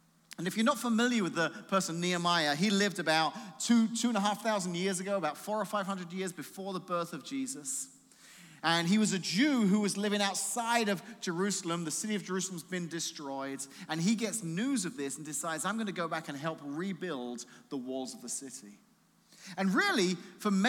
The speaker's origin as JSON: {"language": "English", "region": "England", "country": "United Kingdom", "moved": "yes", "said": "being English"}